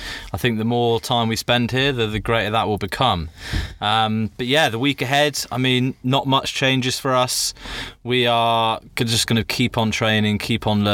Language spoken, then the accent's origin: English; England, United Kingdom; I'm an English bastard